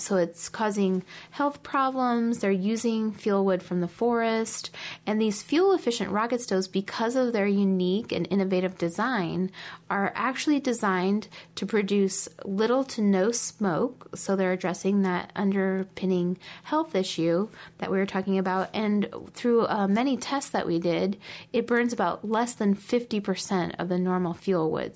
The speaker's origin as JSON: {"language": "English", "town": "Omaha", "region": "Nebraska", "country": "United States", "tie": "born or raised there", "said": "growing up in Omaha"}